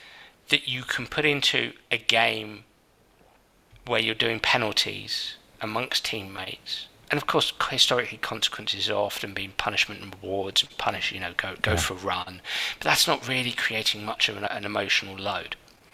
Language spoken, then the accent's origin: English; England, United Kingdom; I'm an Englishman, yeah.